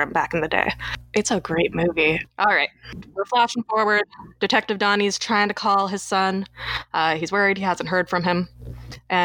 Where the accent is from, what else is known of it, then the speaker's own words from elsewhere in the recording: Toronto, Ontario, Canada; my hometown of Toronto